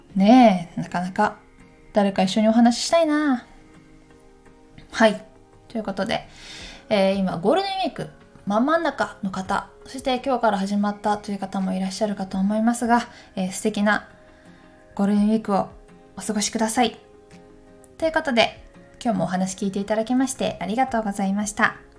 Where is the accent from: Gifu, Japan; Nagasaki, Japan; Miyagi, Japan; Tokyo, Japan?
Gifu, Japan; Takayama; moved away; あの私岐阜県の高山出身なんですけど高山の方にこの間帰った時に